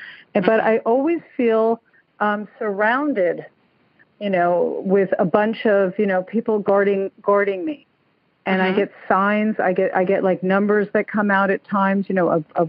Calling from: Stuart, Florida, United States; also born or lived in New Jersey; I'm calling from Stuart, Florida. I have a New Jersey number, but I left New Jersey about 10 years ago

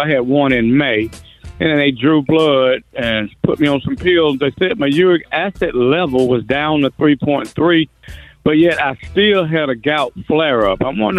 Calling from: Charlotte, North Carolina, United States; I'm calling from the Charlotte area, North Carolina

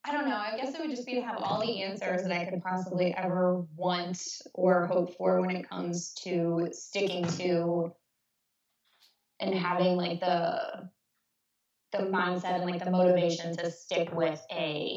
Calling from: Maryland, United States; I'm in Southern Maryland.

